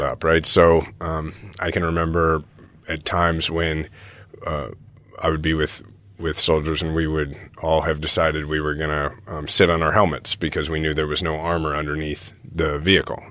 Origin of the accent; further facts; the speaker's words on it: Kansas City, Missouri, United States; we're from Kansas City